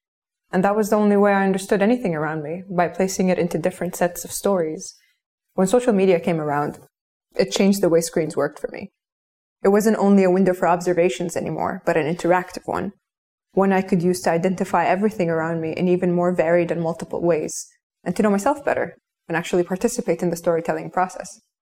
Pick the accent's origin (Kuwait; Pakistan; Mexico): Kuwait; I grew up in Kuwait in the early 90s, where I was raised by screens.